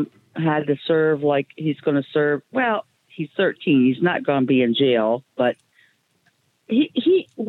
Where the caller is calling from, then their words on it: Canton, United States; because I'm a grandma of six grandkids, and I just want to call. I'm calling in from Canton